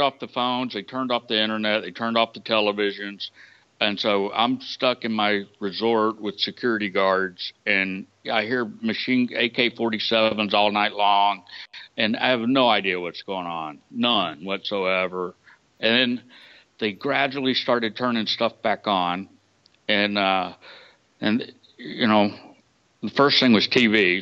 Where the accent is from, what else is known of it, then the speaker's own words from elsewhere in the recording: Georgia, United States; moved away; I'm from Georgia, so I was visiting family in Georgia